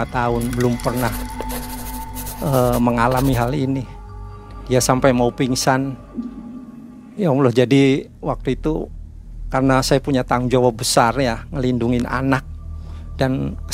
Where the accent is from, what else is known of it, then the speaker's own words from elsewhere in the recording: Yogyakarta, Special Region of Yogyakarta, Indonesia; jadi saya jelasin pak saya dari Jogja ini barang-barang ini barang-barang anak saya